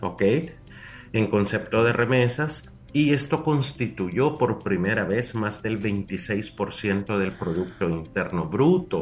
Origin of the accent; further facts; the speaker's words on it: Usulután, El Salvador; yo, soy del Zafiro de Oriente